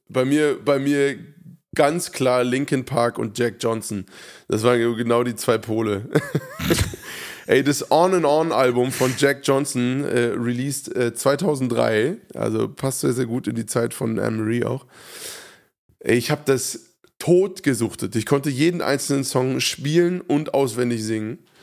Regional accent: Hofheim, Germany; in Hofheim, meiner Heimatstadt

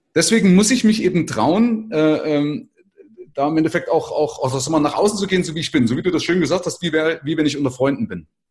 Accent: Germany; wir sind ja gerade als Deutsche

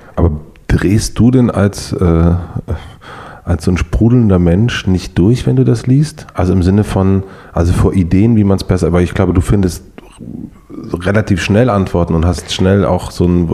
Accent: Brandenburg, Germany; moved away; ich komme ja aus Brandenburg

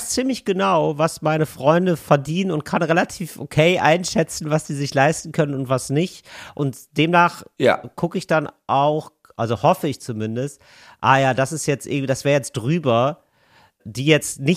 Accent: Rhineland, Germany; Als Rheinländer im mhm.

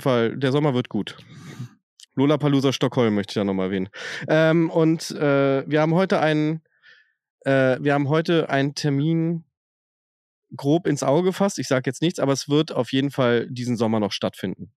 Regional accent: Berlin, Germany; Ich komme aus Westberlin

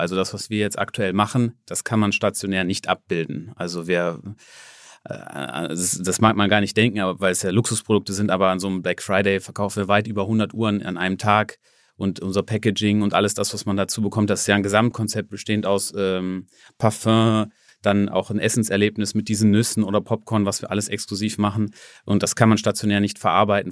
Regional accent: Germany; ich komme aus Deutschland

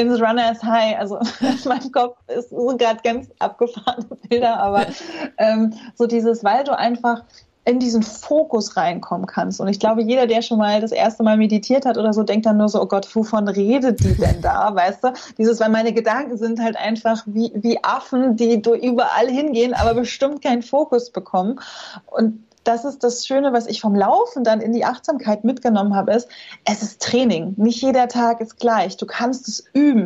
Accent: Rostock, Mecklenburg-Vorpommern, Germany; moved away; als ich hier nach Rostock in meine Heimatstadt zurückgezogen bin

